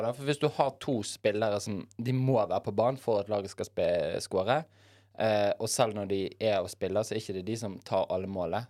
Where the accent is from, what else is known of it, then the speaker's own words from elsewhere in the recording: Bergen, Vestland, Norway; jeg er jo bergenser